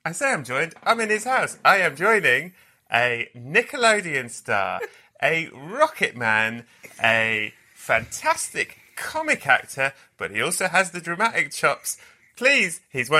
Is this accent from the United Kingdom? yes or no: yes; England, United Kingdom; I'm from England